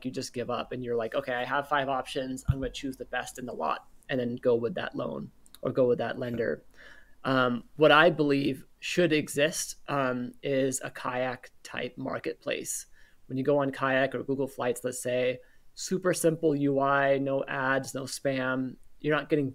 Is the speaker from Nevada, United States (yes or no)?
no; Northern California, United States; I'm born and raised in Northern California